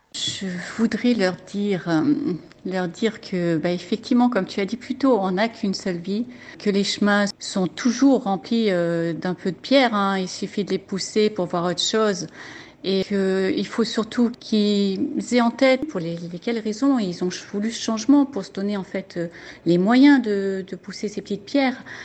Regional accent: France; moved away as an adult; on est parti de la France

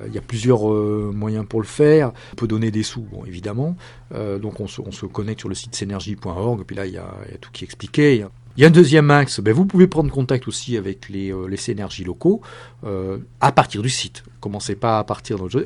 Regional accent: France; je suis français

